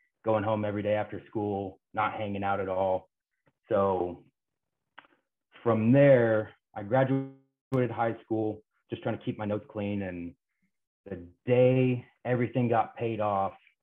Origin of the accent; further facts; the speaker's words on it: Kansas, United States; moved away; I grew up in a couple small towns in Kansas